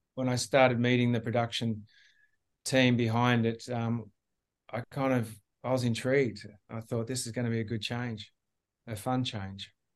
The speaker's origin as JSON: {"language": "English", "country": "Australia", "said": "being the Australian captain"}